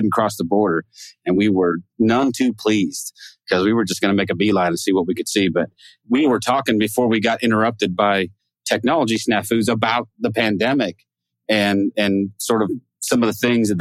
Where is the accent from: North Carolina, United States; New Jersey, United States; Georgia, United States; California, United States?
California, United States; Northern; also born or lived in Oregon; now in West Texas, United States; John and I grew up in Northern California